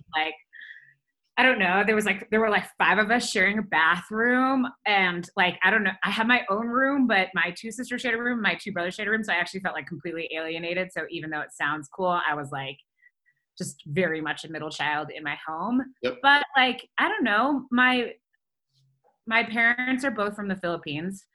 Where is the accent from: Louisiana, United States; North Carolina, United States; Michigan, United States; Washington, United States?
Michigan, United States; Detroit; moved away as an adult; also born or lived in Ann Arbor, Michigan / Chicago / Los Angeles; now in Denver, United States; I grew up outside Detroit